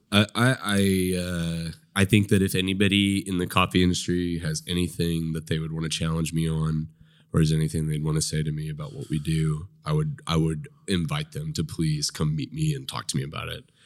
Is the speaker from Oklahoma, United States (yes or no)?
yes; Nowata, Oklahoma, United States; I grew up in Nowata.